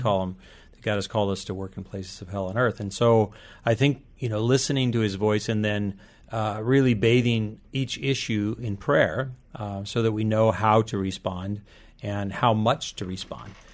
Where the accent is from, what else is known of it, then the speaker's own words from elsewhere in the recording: Liberia; now in United States; I was raised in Liberia, West Africa